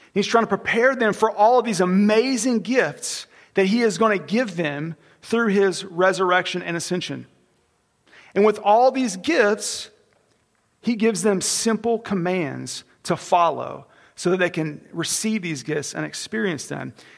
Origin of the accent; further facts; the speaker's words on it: Oklahoma, United States; I was born in Oklahoma